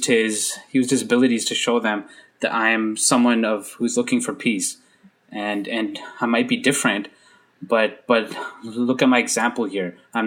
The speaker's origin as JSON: {"language": "English", "country": "Canada", "tie": "born or raised there", "said": "as a visible minority growing up in Canada, I'm in Canada."}